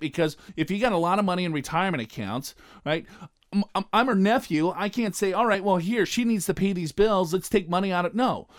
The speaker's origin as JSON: {"language": "English", "region": "Minnesota", "country": "United States", "moved": "yes", "said": "I'm from Minnesota"}